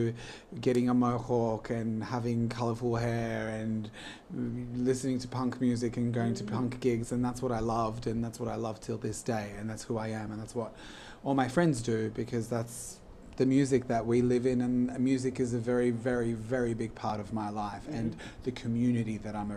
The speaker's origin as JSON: {"language": "English", "town": "Sydney", "region": "New South Wales", "country": "Australia", "tie": "born or raised there", "also_born_or_lived": "Poland", "said": "I am originally from Sydney, and I've lived my whole life in Sydney"}